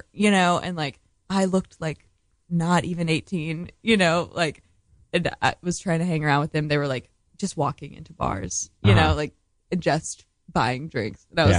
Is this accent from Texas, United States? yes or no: yes; Austin, Texas, United States; moved away as an adult; growing up in Austin, like, with the same people my whole life